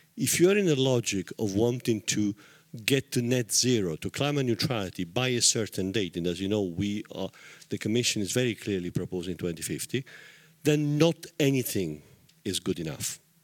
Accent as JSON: {"language": "English", "town": "Taranto", "region": "Apulia", "country": "Italy", "said": "I come from Taranto in southern Italy"}